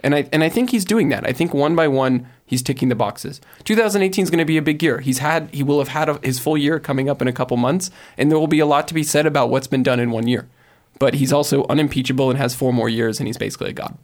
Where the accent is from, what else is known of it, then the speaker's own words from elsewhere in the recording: United States; now in Paris, France; I'm from America